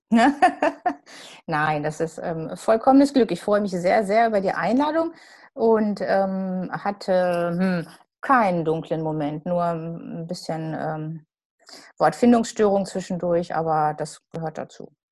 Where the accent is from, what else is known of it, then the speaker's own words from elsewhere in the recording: Gelsenkirchen, North Rhine-Westphalia, Germany; now in Dortmund, Germany; Ich bin jetzt inzwischen länger Dortmunderin, als ich Gelsenkirchenerin war, denn da komme ich her.